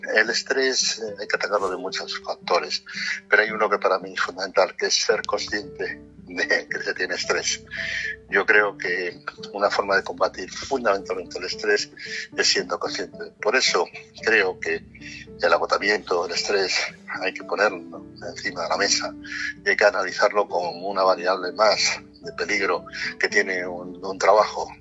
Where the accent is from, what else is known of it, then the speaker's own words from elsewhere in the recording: Castile and León, Spain; moved away; todos los castellanos que estamos por todo el mundo